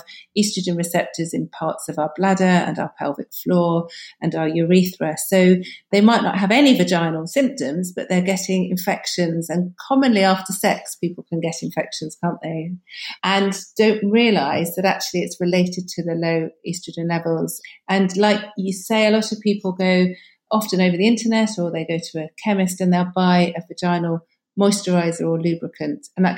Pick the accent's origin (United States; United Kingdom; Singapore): United Kingdom; because being very British, people don't like talking about sex, do they?